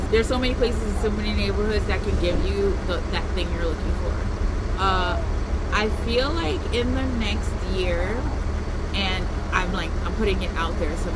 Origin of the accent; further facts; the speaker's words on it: Ghana; now in New York, United States; So I'm, I'm originally from Ghana.